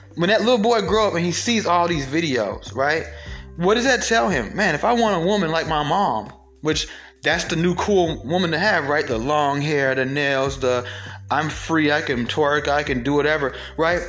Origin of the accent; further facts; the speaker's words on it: Atlanta, Georgia, United States; I'm being from Atlanta